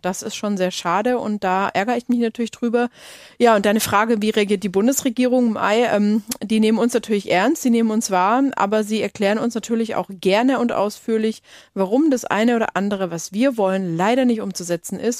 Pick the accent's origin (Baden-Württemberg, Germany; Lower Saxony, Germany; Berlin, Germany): Baden-Württemberg, Germany; Lake Constance; da bin ich aufgewachsen am Bodensee, so richtig auf dem Land